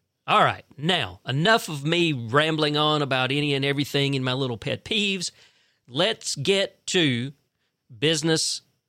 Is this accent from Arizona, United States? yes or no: no; Fitzgerald, Georgia, United States; I'm originally from Fitzgerald